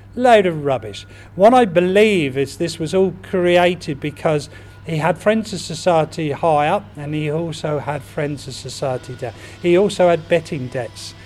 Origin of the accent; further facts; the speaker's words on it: Reading, South East England, United Kingdom; to understand and appreciate the history of my hometown so much more. And what better way than doing it by leading guided walks around Reading?